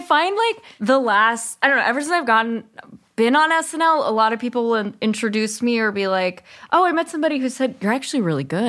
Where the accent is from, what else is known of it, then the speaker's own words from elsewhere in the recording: Berkeley, California, United States; also born or lived in Bay Area; I grew up in Berkeley, and then my parents moved